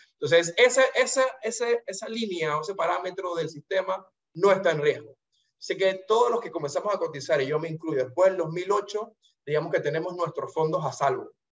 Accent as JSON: {"language": "Spanish", "country": "Panama", "said": "como panameño de a pie"}